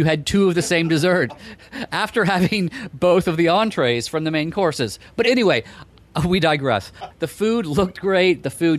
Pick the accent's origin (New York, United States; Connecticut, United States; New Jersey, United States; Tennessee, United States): New York, United States; I'm a New Yorker.